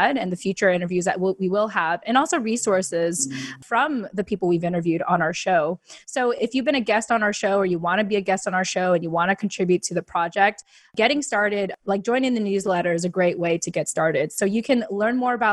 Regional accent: United States; We are Filipino American women.

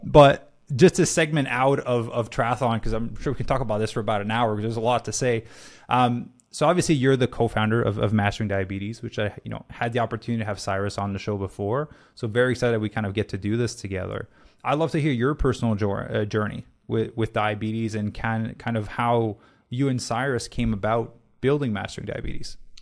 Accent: Canada; moved away; I'm Canadian

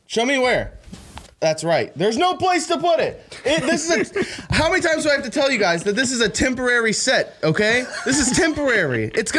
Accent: West Virginia, United States; I love West Virginia, guys. It's my home state.

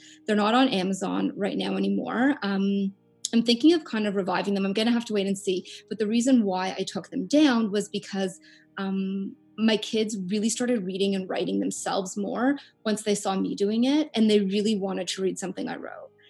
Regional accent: Canada; I'm from Canada

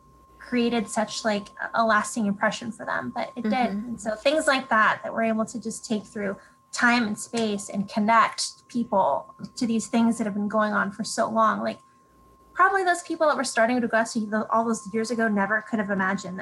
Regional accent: California, United States; I'm from California

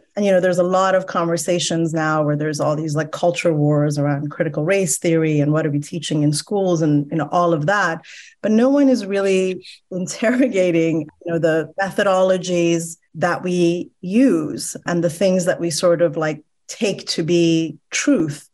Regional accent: Iran; now in United States; I'm Iranian American, and so I just naturally come from a politically attuned background and mindsets because I grew up in a country where ideology was so kind of front and center in your everyday life

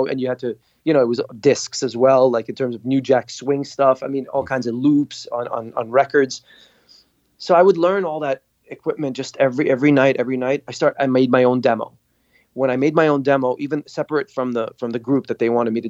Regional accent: Dubai, United Arab Emirates; moved away as an adult; also born or lived in Beirut, Lebanon / Montreal, Canada; We fled to Dubai. My dad got a job. His brother hooked him up something. And we stayed there till I graduated high school

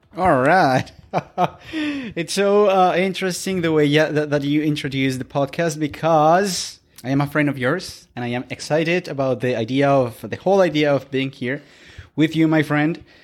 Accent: Colombia; first language Spanish; English is a second language; moved away as an adult; now in Victoria, Canada; we are from Colombia.

